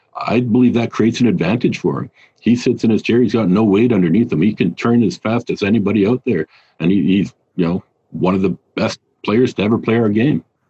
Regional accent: Canada; also born or lived in Australia / Germany; I'm Canadian

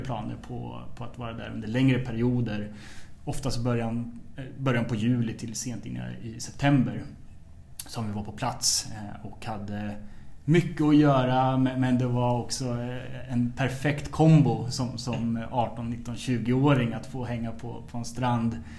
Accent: Trosa, Södermanland, Sweden; also born or lived in Nyköping; är uppvuxen i en skärgårdsidyll eh, strax söder om Stockholm som heter Trosa.

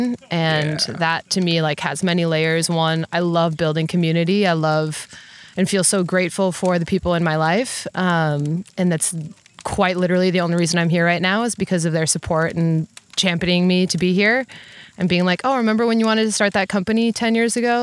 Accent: Wisconsin, United States; I'm from Wisconsin, born and raised in the Midwest

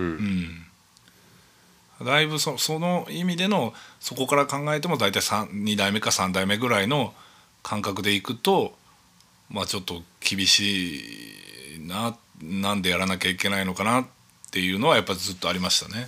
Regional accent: Chūō, Yamanashi, Japan; 中央市のそのお寺でずっと生まれ育って

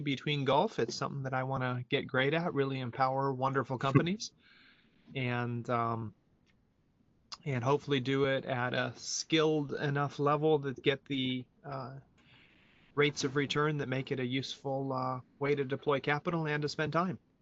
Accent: United States; moved away as an adult; also born or lived in Europe; I am an American who lived uh, 20 years abroad in Europe and came back here in 2010

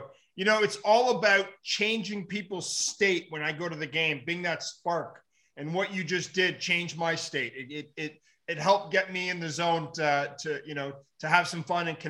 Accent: Ottawa, Ontario, Canada; Canadian boy.

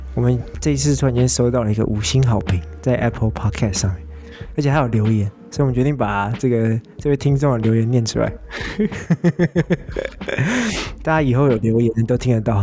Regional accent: Taiwan; 像我台湾人

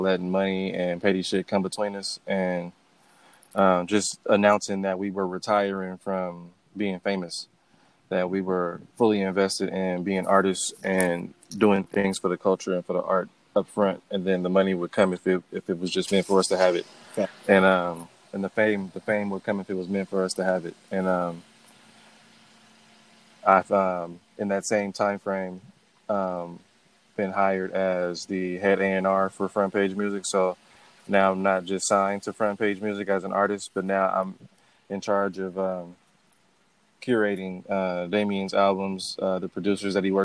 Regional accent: Oakland, California, United States; the area that I grew up in Oakland

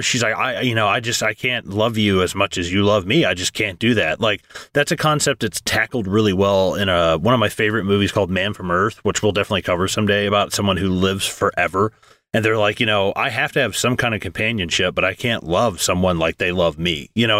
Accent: United States

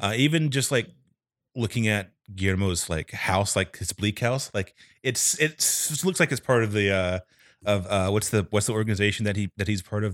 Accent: North Carolina, United States; moved away; from North Carolina originally

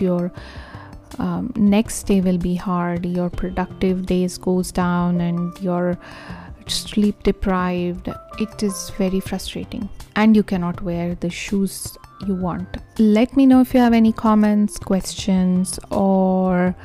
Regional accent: India; now in Arizona, United States; I am originally from India

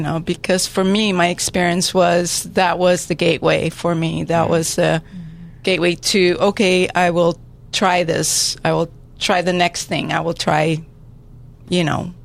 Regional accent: San Diego, California, United States; I grew up here in San Diego, went to San Diego High School

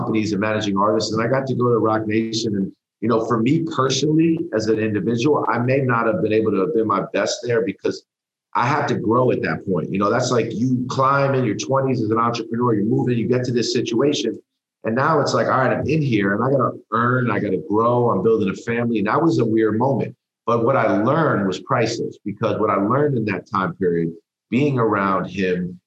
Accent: New York, United States; I grew up in New York

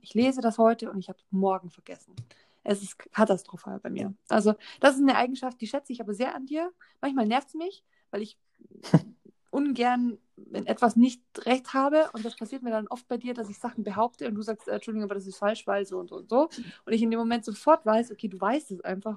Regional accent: Germany; bei uns in Deutschland

